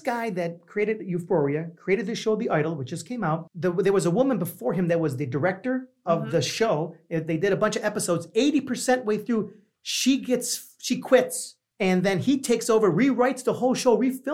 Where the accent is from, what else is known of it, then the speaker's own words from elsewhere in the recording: Niagara Falls, New York, United States; I'm from New York, but I'm from a small city in New York that you probably don't even realize is an actual city. It's called Niagara Falls